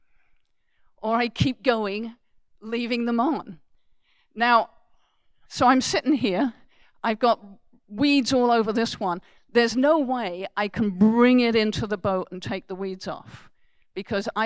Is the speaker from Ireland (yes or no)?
no; United Kingdom; now in Canada; being British